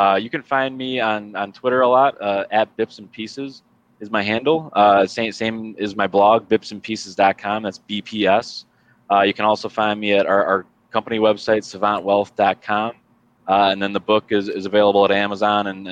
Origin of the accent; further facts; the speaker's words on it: Chicago, Illinois, United States; as a Chicagoan